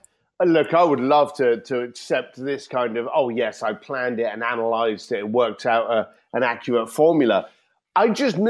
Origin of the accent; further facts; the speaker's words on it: London, United Kingdom; as an Irish kid from London, we learn the gift of the gab. We learn how to talk to people. You know, the Barrow boys from East London, some of the best negotiators in the planet. And these were in my neighborhood.